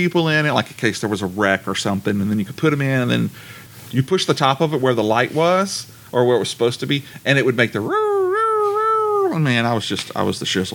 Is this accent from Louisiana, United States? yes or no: yes; Ball, Louisiana, United States; also born or lived in Alexandria; when I moved out from Alexandria to a small town called Ball, there was a house next door to us